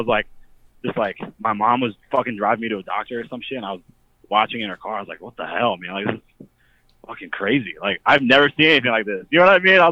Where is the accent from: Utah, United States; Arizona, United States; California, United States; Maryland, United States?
Maryland, United States; Frederick; I'm from Frederick, Maryland